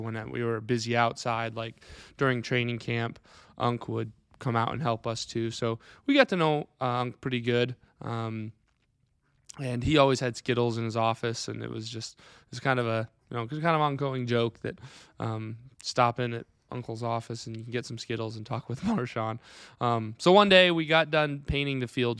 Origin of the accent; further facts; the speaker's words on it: Clarion, Iowa, United States; born and raised here in, uh, Wright County, Clarion Grad